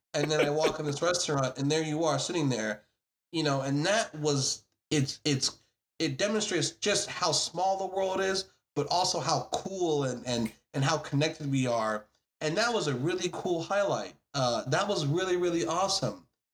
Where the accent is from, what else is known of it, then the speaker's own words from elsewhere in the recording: United States; I'm obviously an American.